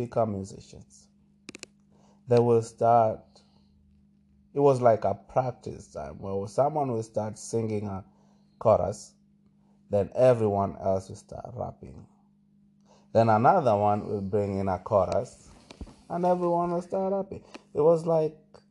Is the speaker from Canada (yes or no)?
no; Malindi, Kilifi County, Kenya; moved away; when I was growing up in Malindi